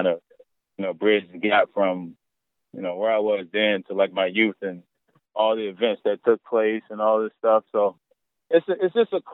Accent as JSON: {"language": "English", "town": "Kelford", "region": "North Carolina", "country": "United States", "tie": "born or raised there", "said": "I grew up in Kelford, North Carolina"}